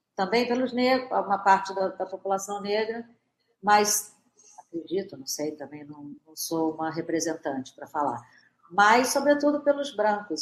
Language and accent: Portuguese; Brazil; somos brasileiros